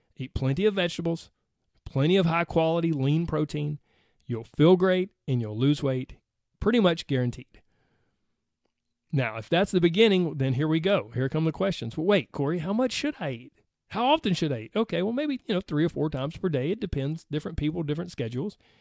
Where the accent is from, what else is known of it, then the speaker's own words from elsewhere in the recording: the South, Southern United States, United States; accent: Southern; my Southern accent